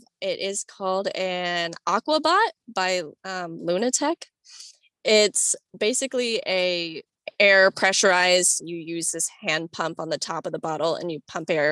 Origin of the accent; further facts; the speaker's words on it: Florida, United States; I grew up in Florida